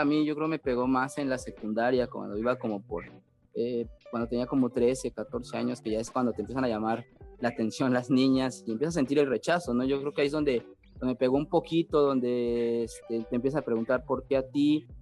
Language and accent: Spanish; Tlalnepantla, State of Mexico, Mexico; yo nací ahí en el Estado de México, en Tlanepantla. Eh, sigo viviendo ahí, siempre he vivido ahí.